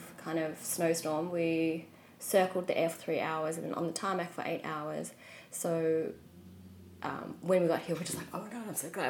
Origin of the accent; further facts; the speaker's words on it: Melbourne, Victoria, Australia; moved away as an adult; also born or lived in Vietnam / New York; born and raised in Melbourne.